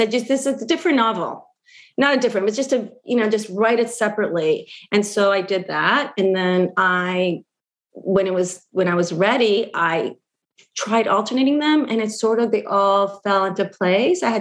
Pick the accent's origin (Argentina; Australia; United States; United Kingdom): Argentina; And I think because we grew up in Argentina, and those of us who grew up outside of Argentina as well, with the silence around it